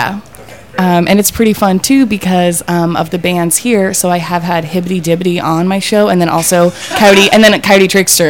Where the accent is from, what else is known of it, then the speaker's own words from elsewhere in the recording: Oregon, United States; moved away as an adult; now in San Francisco, United States; I'm from Oregon originally, but I live here in the city.